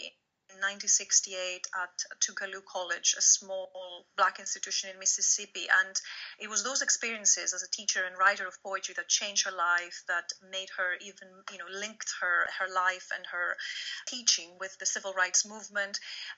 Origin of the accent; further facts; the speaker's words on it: Greece; now in United Kingdom; I am an academic here in the UK, but I come from Greece.